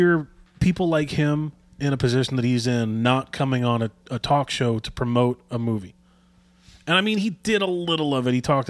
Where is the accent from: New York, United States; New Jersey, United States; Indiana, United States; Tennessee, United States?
New York, United States; Long Island; We're from Long Island.